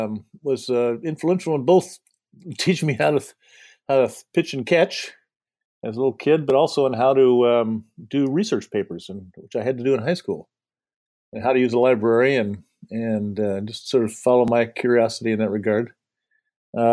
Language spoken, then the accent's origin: English; Indiana, United States; also born or lived in Madison, Wisconsin; Well, I grew up in southern Indiana, where my parents lived, which is Cardinals country.